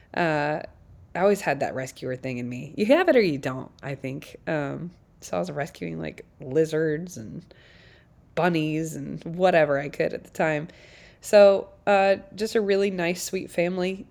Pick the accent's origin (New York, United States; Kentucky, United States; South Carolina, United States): South Carolina, United States; now in Nashville, United States; I grew up in South Carolina with six kids